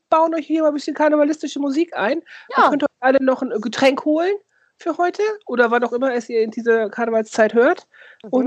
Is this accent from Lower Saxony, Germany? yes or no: yes; Lower Saxony, Germany; Aber ich komme ja aus dem Dorf bei Osnabrück und da wird es, also im Ost, also in der Nähe auch zu Ostwestfalen, das ist ja alles da so identitätsschwierig